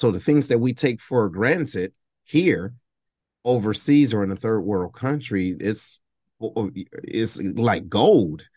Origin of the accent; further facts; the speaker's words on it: Detroit, Michigan, United States; I'm originally from Detroit, right? Uh, Detroit, Michigan